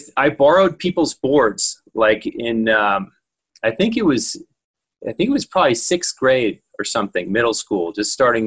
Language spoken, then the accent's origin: English; Kentfield, California, United States; born or raised there; also born or lived in San Francisco